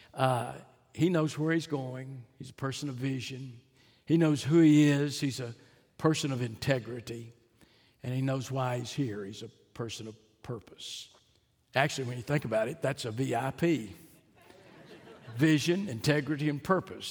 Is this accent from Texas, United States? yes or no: yes; Fort Worth, Texas, United States; I was born in Fort Worth, Texas